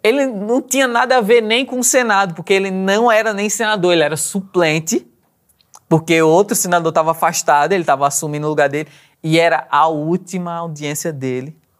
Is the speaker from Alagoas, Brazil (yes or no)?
yes; Maceió, Alagoas, Brazil; accent: Maceió; also born or lived in Garanhuns, Pernambuco; eu nasci numa cidade de Pernambuco, chama Garanhuns. Mas vivi minha vida inteira em Maceió.